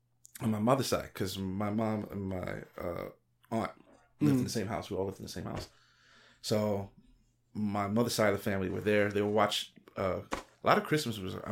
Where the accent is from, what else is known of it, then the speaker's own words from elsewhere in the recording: New York City, New York, United States; I am from the East Coast